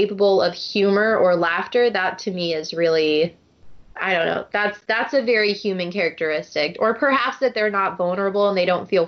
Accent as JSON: {"language": "English", "country": "United States", "tie": "born or raised there", "said": "I'm one of the first people to be born in the United States"}